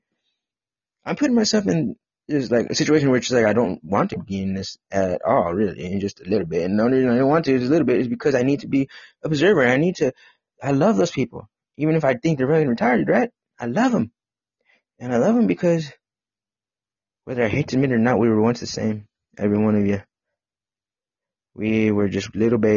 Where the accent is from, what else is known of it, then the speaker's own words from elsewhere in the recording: Midwest, United States; I grew up in the Midwest